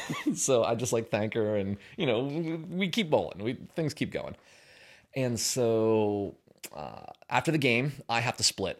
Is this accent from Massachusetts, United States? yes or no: no; Pennsylvania, United States; moved away; I'm from Pennsylvania